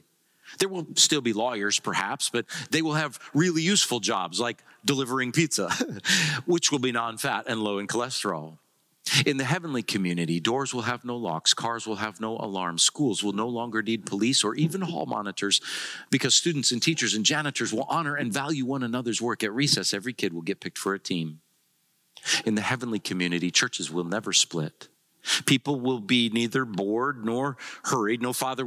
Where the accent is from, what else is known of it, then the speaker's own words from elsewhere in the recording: Iowa, United States; I grew up in Iowa. I grew up out in the country on a gravel road, rural route 2